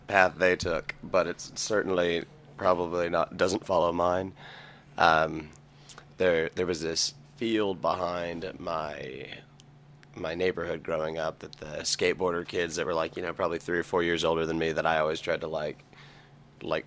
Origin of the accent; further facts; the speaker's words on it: Broken Arrow, Oklahoma, United States; also born or lived in Tulsa; Grew up in Broken Arrow. I was born in Tulsa.